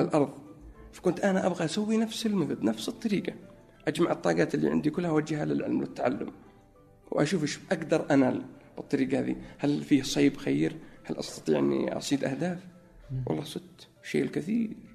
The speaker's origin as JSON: {"language": "Arabic", "town": "Najran", "region": "Najran Province", "country": "Saudi Arabia", "tie": "born or raised there", "also_born_or_lived": "Egypt / Chicago, United States / New York, United States", "moved": "as an adult", "lives_now": "Riyadh, Saudi Arabia", "said": "في نجران اكيد لانها موطني و يعني المكان اللي ترعرعت فيه منذ الطفوله"}